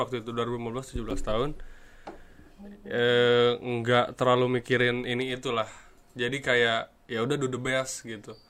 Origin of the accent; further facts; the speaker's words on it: Sukabumi, West Java, Indonesia; Asal saya dari kota Sukabumi